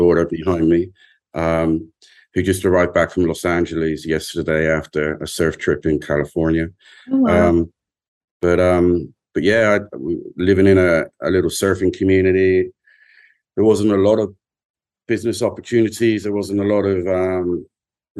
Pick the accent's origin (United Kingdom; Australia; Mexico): United Kingdom; England; as an Englishman, an English young man, a boy